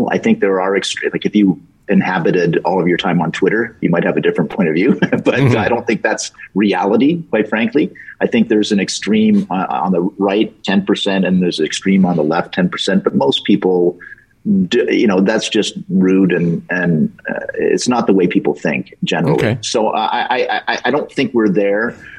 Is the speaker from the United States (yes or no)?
no; Canada; And it was driving me crazy as a Canadian.